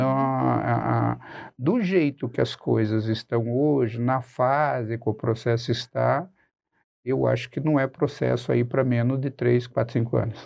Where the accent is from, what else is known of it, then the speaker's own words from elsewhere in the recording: Cascavel, Paraná, Brazil; moved away as an adult; also born or lived in Tapejara, Rio Grande do Sul; now in Curitiba, Brazil; E aí minha família vem para o oeste do Paraná quando eu era muito, muito, muito criança. Eu me criei em Cascavel, na verdade.